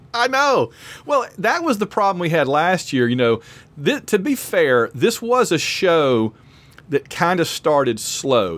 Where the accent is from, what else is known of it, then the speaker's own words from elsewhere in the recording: Sylacauga, Alabama, United States; I'm from Sylacauga, Alabama, which has had people hit by meteors before